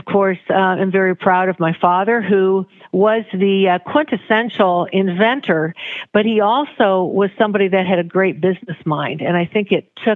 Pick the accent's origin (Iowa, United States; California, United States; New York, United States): Iowa, United States; Pella; also born or lived in Western Michigan / Omaha; I grew up in Pella, Iowa